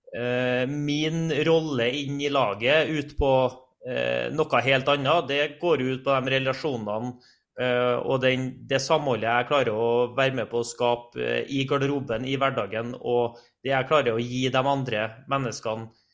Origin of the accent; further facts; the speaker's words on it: Trondheim, Trøndelag, Norway; accent: Trøndersk; moved away; jeg er jo trønder. Jeg rikker ikke på dialekta mi uansett hvor mange år jeg kommer til å bo bort fra, fra Trondheim, så blir den eh, stående. Og jeg er oppvokst eh, på et uh, ja, I Strindheim-området